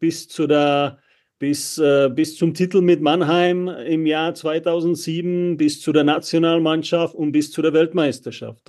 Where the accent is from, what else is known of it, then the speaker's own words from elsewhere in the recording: Czechia; moved away as an adult; now in Germany; ich bin in der Tschechei aufgewachsen